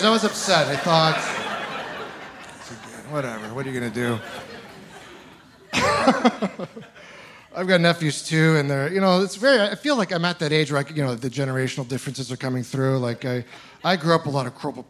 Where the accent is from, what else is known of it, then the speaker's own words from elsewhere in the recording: Ontario, Canada; moved away; I'm originally from Ontario